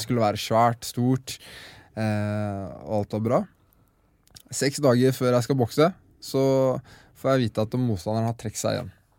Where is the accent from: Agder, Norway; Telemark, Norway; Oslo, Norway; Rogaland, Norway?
Telemark, Norway; Skien; det er jo Skien vi startet i. Mm. Der jeg vokste opp